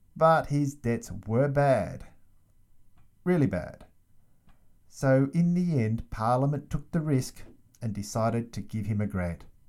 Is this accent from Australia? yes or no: yes; Australia; I'm from Australia.